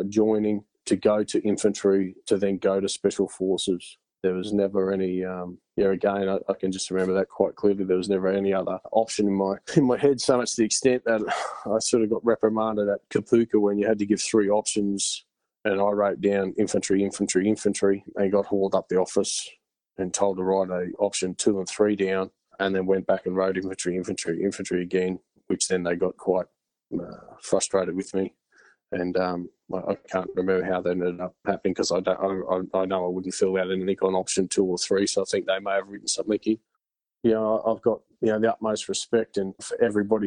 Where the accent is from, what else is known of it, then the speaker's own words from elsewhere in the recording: Bundaberg, Queensland, Australia; also born or lived in Gladstone, Queensland; went to Gladstone in Queensland for a little while, and then subsequently Bundaberg with my mother